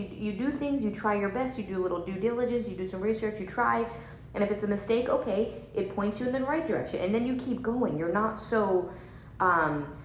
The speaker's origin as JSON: {"language": "English", "region": "New Jersey", "country": "United States", "tie": "born or raised there", "said": "I'm from New Jersey, so it's like, you know, basically Italy. And like, so there's like, you know, mob stuff was there when I was growing up"}